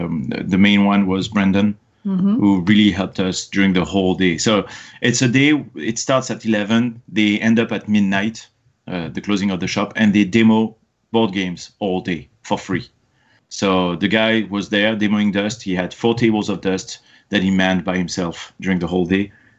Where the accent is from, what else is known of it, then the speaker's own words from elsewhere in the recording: France; English is a second language; moved away as an adult; now in United States; I'm obviously an immigrant in the U.S. I came from France, and the procedure for my green card following a fiancé visa that we did was pretty epic.